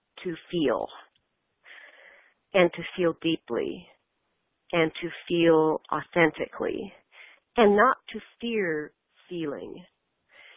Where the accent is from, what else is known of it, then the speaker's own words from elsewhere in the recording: United States; as an American